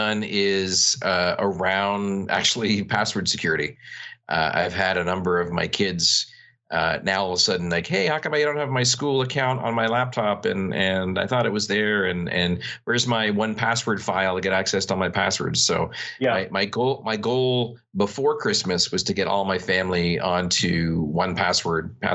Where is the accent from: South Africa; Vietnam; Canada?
Canada; I'm Canadian